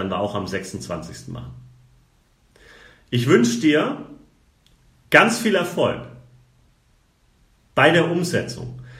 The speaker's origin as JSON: {"language": "German", "region": "Baden-Württemberg", "country": "Germany", "said": "ich komme aus dem Schwabenland."}